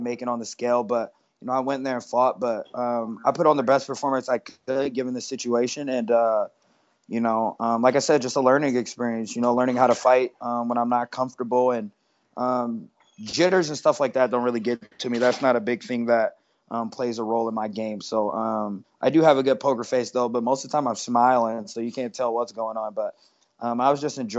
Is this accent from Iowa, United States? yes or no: yes; Iowa, United States; I'm from Iowa